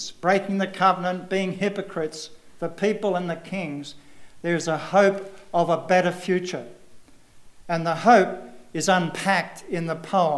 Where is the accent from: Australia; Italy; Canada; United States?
Australia; moved away as an adult; I don't come from around here. I come from Australia, if you have not guessed.